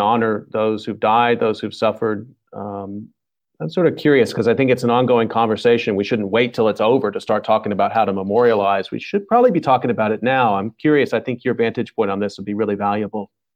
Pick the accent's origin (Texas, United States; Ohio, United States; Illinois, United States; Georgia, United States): Texas, United States; moved away; I'm from the South, too, originally from Texas